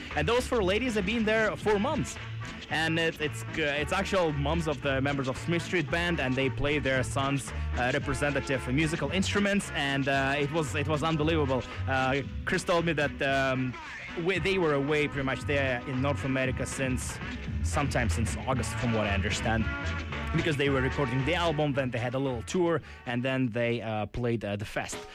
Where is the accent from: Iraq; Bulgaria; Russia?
Russia; now in Vancouver, Canada; my home country and my homeland